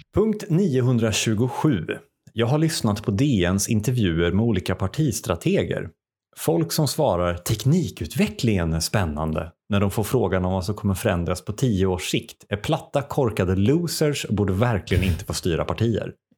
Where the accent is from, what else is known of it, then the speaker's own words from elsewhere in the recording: Sweden; Som svensk är man ju uppväxt, i alla fall som svensk man